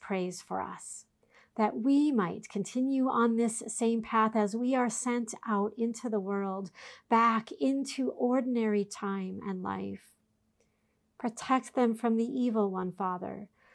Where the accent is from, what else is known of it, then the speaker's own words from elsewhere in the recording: Minneapolis–Saint Paul, Minnesota, United States; The congregation I grew up in the Twin Cities owned their own camp